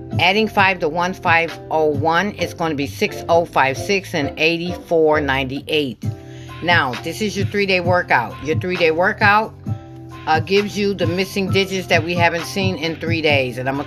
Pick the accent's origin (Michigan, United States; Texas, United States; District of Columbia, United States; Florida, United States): Michigan, United States; I am from Michigan